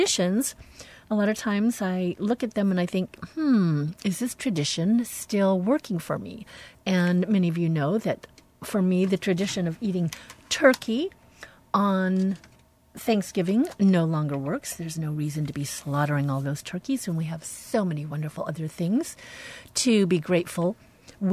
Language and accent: English; United States; we Americans